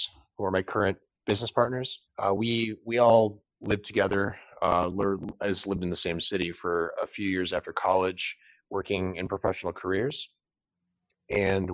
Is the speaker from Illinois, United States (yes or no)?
no; Traverse City, Michigan, United States; I was born and raised up here in Traverse City, Northern Michigan